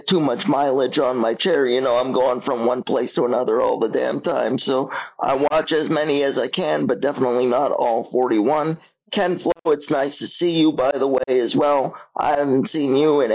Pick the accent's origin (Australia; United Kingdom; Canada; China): Canada; Toronto, Ontario; born or raised there